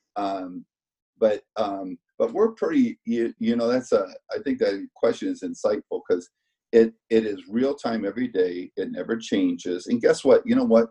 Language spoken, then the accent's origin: English; Denison, Iowa, United States; now in Kansas City, United States; growing up in Iowa